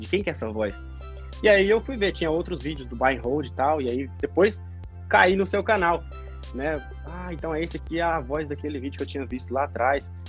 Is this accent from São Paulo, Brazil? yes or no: no; Goiás, Brazil; also born or lived in Goiânia; now in Australia; da onde eu moro, da onde eu vim, ali em Goiás